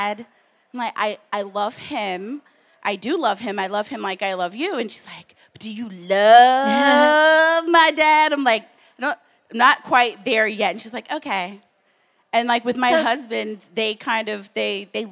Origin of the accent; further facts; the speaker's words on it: the South, United States; now in New York, United States; I grew up in the South